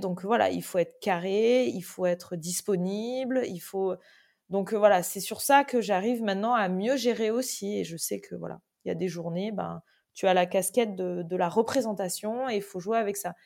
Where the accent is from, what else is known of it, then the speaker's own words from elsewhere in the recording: Toulouse, Occitania, France; moved away as an adult; also born or lived in Antibes; now in Biarritz, France; je suis née à Antibes, euh, mais j'ai déménagé quand j'avais 3 ans euh, dans le sud et entre, entre, ouais, entre Antibes et Toulouse. Mais j'ai fait euh, ouais, mon, collège et lycée à côté de, Toulouse